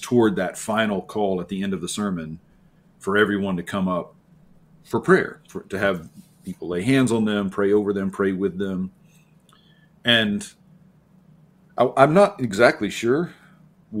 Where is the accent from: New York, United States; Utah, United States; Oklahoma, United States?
Oklahoma, United States; near Norman, rural central; I grew up in Oklahoma, rural Oklahoma, central Oklahoma, not far from Norman